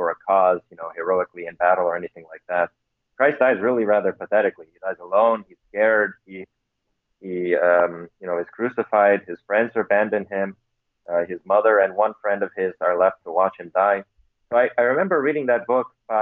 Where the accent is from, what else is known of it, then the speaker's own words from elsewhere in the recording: United States; My parents are Pentecostals from Romania, and so I grew up in the Romanian Pentecostal Church here in the American diaspora.